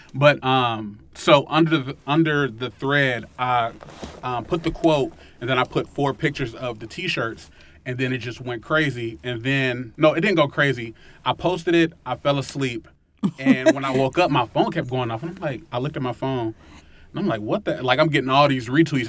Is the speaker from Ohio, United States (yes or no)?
yes; Cincinnati, Ohio, United States; me growing up in Winton Terrace and me growing up in low income areas